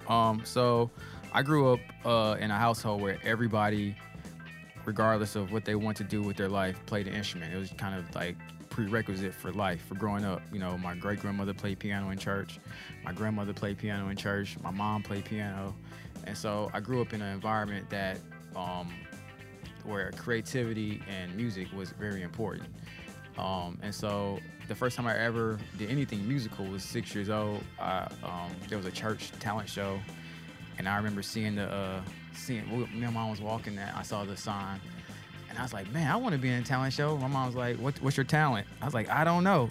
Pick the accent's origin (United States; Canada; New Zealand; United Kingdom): United States; Nashville, Tennessee; also born or lived in Memphis, Tennessee; I'm from Nashville originally